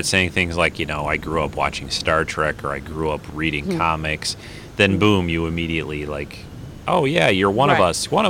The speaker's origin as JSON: {"language": "English", "region": "Michigan", "country": "United States", "said": "I'm from Michigan"}